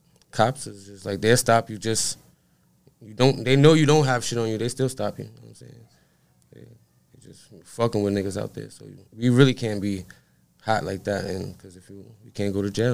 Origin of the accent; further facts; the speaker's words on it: New York City, New York, United States; So I grew up in the Bronx, but I've been around everybody.